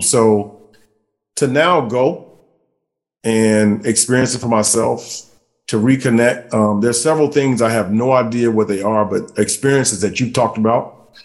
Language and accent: English; Columbia, South Carolina, United States; from South Carolina, I'm from Columbia